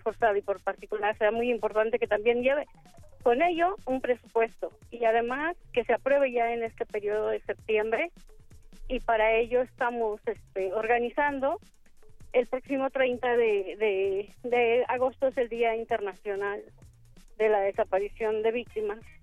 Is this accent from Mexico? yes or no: yes; Mexico; aquí en nuestro país